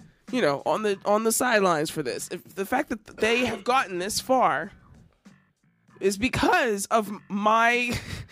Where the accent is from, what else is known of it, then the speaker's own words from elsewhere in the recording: Philadelphia, Pennsylvania, United States; I'm from Philly